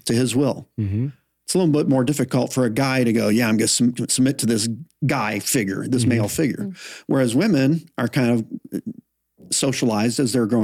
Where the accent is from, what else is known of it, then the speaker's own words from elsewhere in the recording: Flint, Michigan, United States; moved away; the church I grew up in Flint, Michigan